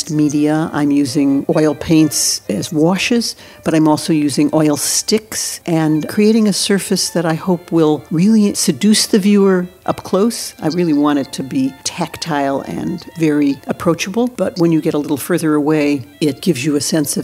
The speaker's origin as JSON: {"language": "English", "country": "United States", "said": "I'm Jewish. I'm American."}